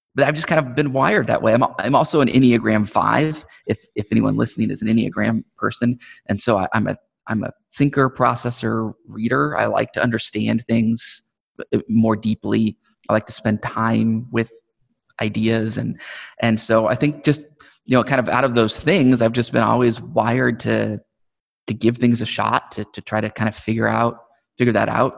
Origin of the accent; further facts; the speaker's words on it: Omaha, Nebraska, United States; I'm from Omaha. I grew up in Omaha. been here all my life